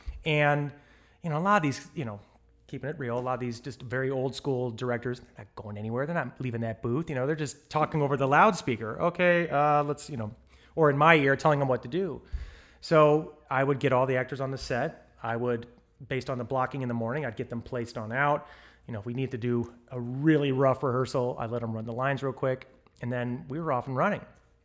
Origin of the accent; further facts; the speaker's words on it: St. Louis, Missouri, United States; moved away as an adult; I came from St. Louis, Missouri. And the day I graduated from college, I packed the proverbial U-Haul and put it behind my Toyota and across the country I came.